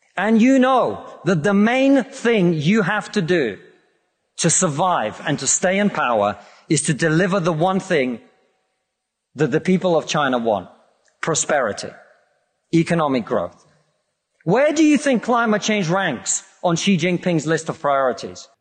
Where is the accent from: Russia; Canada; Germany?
Russia; now in United Kingdom; I come from Russia, which is not a poor country.